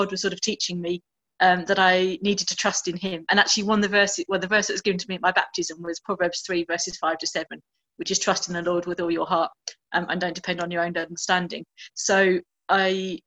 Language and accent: English; Essex, East of England, United Kingdom; moved away as an adult; also born or lived in Birmingham / Canterbury; now in Mozambique; I'm a Brummie born. Grew up in Essex and then spent most of my adult life in Canterbury